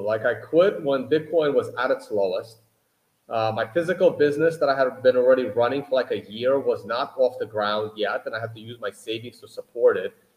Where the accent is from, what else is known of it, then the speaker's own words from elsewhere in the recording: United States; I grew up in America